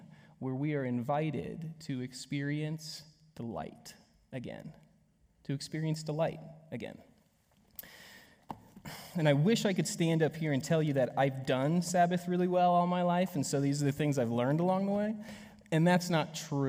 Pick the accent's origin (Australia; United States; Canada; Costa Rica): United States; how I was raised here in the States